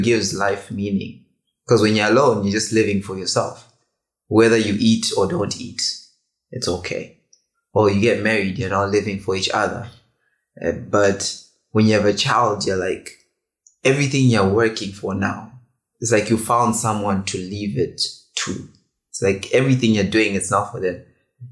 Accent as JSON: {"language": "English", "country": "Botswana", "tie": "born or raised there", "said": "I grew up in Botswana as well."}